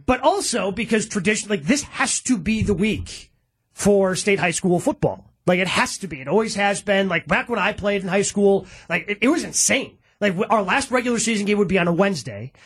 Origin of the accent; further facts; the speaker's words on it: Horicon, Wisconsin, United States; I grew up in Horicon